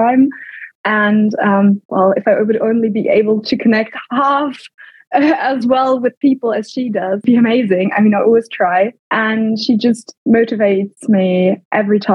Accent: Germany; also born or lived in United Kingdom; I grew up in Germany before and went to boarding school in the UK then

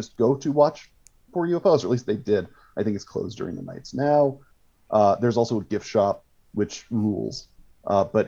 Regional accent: Colorado, United States; my home state of Colorado

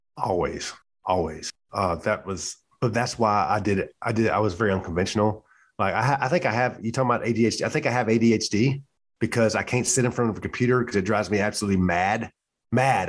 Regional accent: the South, United States; moved away as an adult; You know, we're from the South. I'm from the South.

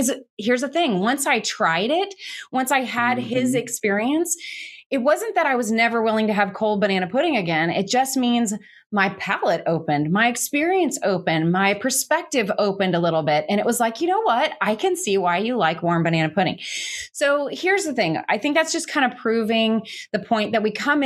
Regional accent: Georgia, United States; we were both brought up in the South. I'm from Georgia

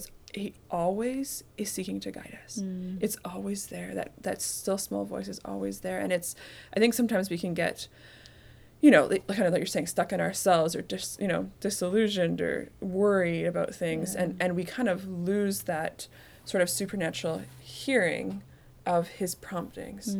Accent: Canada; I'm from Canada

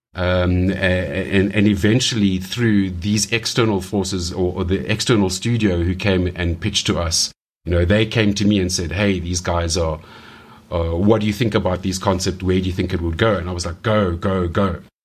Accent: South Africa; growing up in South Africa

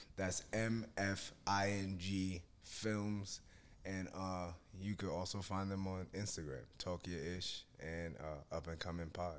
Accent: Yonkers, New York, United States; we're both from Yonkers, so both of our families know each other

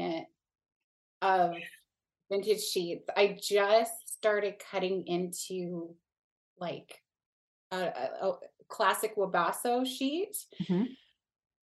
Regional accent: Canada; also born or lived in Niagara Region, Ontario; I live in Niagara region. In Canada. I'm Canadian.

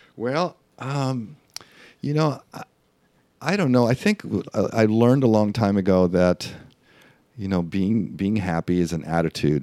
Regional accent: Mexico; first language Spanish; English is a second language; moved away as an adult; also born or lived in El Paso, Texas / Los Angeles; now in Florida, United States; I was raised in Mexico my first twenty years, so I'm, I, Spanish is my first language

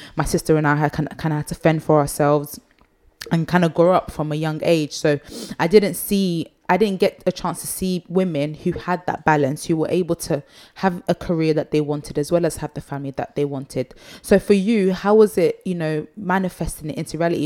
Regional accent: Nigeria; I'm Nigerian and you know in Nigeria you kind of raise your family

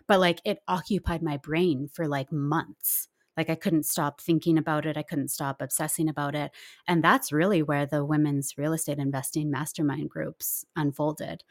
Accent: Nelson, British Columbia, Canada; I grew up in Nelson, B C, where things are pretty laid back

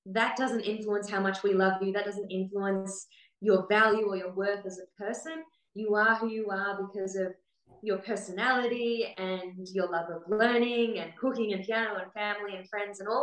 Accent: Australia; So I'm the Australian IOCM leader for 2021 to 2024

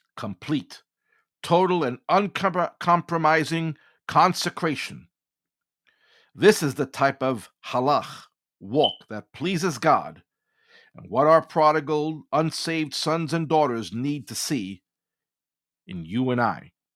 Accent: New York City, New York, United States; being born and raised in New York City and working in Manhattan in my earlier years

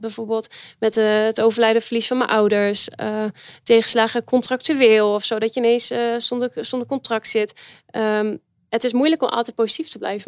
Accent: Netherlands; wij eh, als Nederlanders

